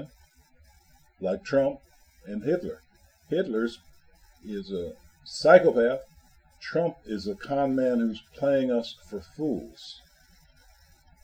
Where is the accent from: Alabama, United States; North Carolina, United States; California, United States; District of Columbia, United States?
District of Columbia, United States; Washington; I'm from Washington, D.C.